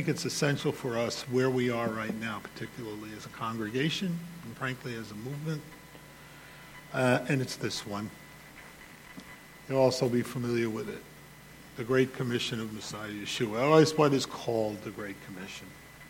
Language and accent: English; United States; as an American